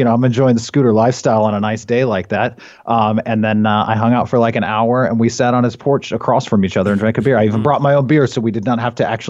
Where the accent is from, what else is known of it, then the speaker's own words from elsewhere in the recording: Everett, Washington, United States; I grew up on Casino Road in Everett, which is just like Tiger King, but without the tigers.